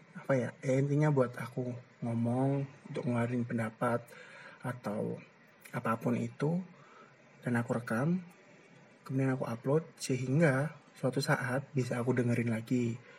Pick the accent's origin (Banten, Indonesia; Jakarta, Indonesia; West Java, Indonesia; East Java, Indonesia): East Java, Indonesia; Gresik; also born or lived in Ponorogo; aku tinggal dan besar di Gersik tepatnya di daerah Triorjo lah sekitar-sekitar situ